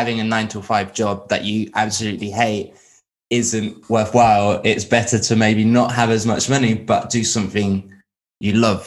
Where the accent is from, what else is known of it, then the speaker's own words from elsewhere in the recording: Tenerife, Canary Islands, Spain; now in United Kingdom; I'm from Spain, the Canary Islands, Tenerife specifically. But I've lived over here a long time